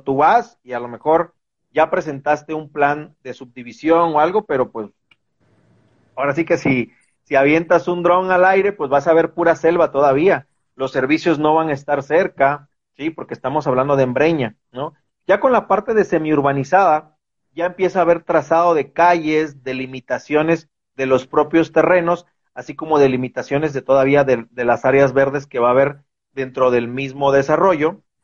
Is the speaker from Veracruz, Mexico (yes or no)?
yes; Veracruz, Mexico; moved away as an adult; now in Guadalajara, Mexico; yo soy originario de Veracruz